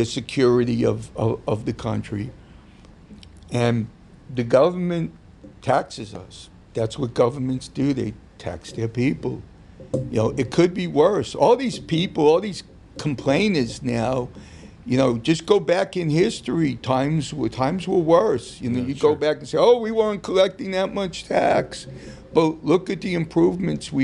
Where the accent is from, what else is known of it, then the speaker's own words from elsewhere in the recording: New York, United States; my growing up in New York